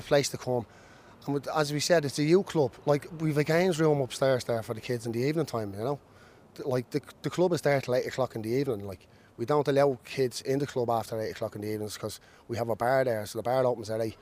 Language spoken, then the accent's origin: English; Dublin, Leinster, Ireland; moved away; also born or lived in Ballyfermot, Dublin; I'm from originally from Pimlico